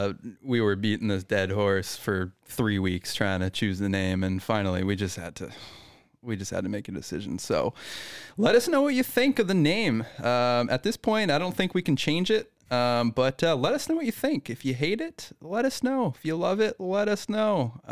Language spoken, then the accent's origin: English; British Columbia, Canada; I'm a British Columbian.